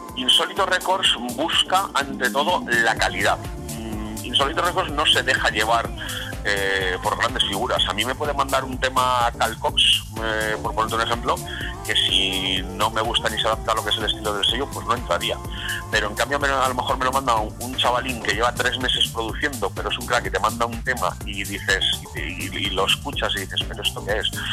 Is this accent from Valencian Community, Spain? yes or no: yes; Valencia, Valencian Community, Spain; also born or lived in Zaragoza, Aragon; yo soy aragonés de nacimiento, yo soy nacido en Zaragoza, toda mi familia es, aragonesa, eh, estamos repartidos por las tres provincias, pero bueno, la mayor parte la tengo en Zaragoza, pero yo pues de bien pequeño, mis padres por cuestiones de trabajo vivimos aquí a Valencia